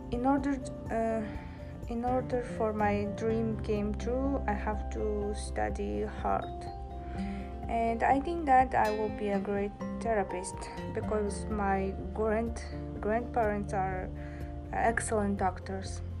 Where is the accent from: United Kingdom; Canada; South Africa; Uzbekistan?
Uzbekistan; Tashkent; first language Uzbek; English is a second language; moved away as an adult; now in New York, United States; I was born in Tashkent, uh, capital of Uzbekistan. And uh, my native language is Uzbek, and I can also speak Russian and, e- and English. I have studied at school German, but I can speak it well.